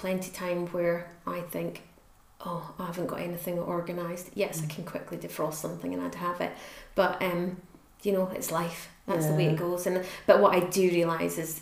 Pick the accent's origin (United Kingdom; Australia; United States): United Kingdom; As is British, we're more reserved than that.